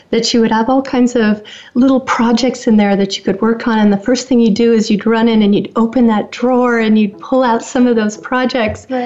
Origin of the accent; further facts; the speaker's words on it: Woodinville, Washington, United States; growing up in the Seattle area, we um, we had special times in our little area there in Woodinville, and we lived on a lake